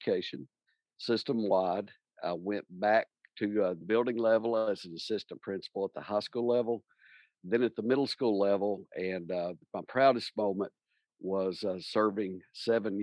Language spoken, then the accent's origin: English; Tennessee, United States; Born and raised in Tennessee, I'm originally from close to Middle Tennessee, but grew up in a very rural community